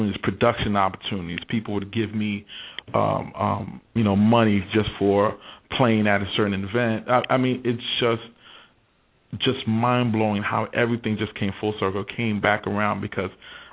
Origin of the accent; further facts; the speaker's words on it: New York, United States; moved away; I was born and raised in New York